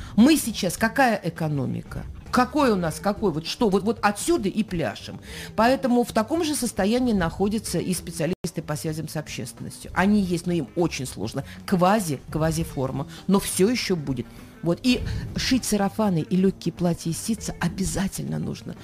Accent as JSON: {"language": "Russian", "town": "Chudovo", "region": "Novgorod Oblast", "country": "Russia", "tie": "born or raised there", "moved": "yes", "lives_now": "Saint Petersburg, Russia", "said": "Энергия моя из Чудога Новгородской области, откуда я родом, от мамы и папы"}